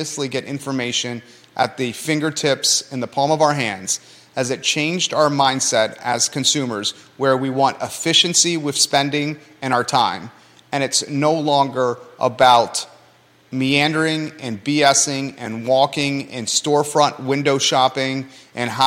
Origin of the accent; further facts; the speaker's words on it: Williamsburg, Virginia, United States; now in Charlottesville, United States; when we were kids, we grew up in Williamsburg